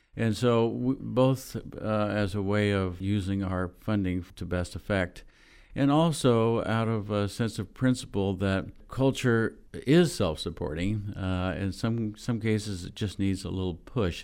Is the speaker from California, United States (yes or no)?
yes; Bakersfield, California, United States; moved away as an adult; I grew up in Bakersfield, California, which was then a small town in the southern Central Valley of California